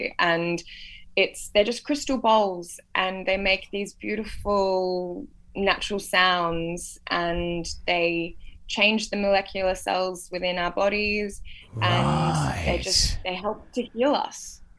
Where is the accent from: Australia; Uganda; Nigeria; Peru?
Australia; Coffs Harbour, New South Wales; now in Byron Bay, Australia; I grew up in Coffs Harbour.